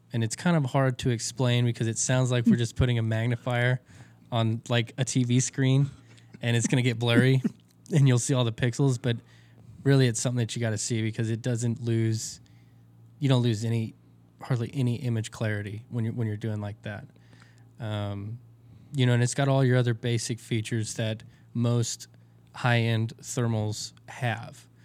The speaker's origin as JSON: {"language": "English", "region": "Texas", "country": "United States", "said": "I'm from Texas"}